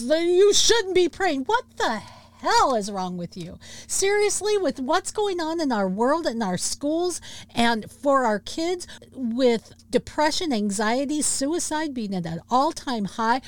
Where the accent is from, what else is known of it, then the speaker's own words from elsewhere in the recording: Washington, United States; my home state. Over there in Bremerton, Washington